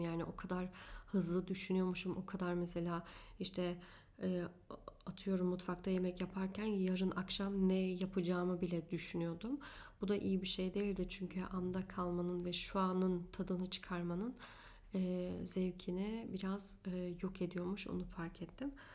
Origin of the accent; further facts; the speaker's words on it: Afyonkarahisar, Turkey; also born or lived in Hanover, Germany; 9 yaşında Hanöfer'den Türkiye'ye taşındık Afyonkarahisar'a.